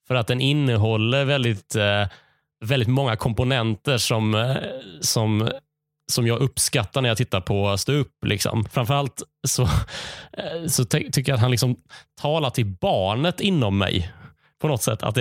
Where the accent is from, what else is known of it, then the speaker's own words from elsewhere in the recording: Skåne, Sweden; PGA, jag är skåning och vi befinner oss i Skåne när jag säger det här.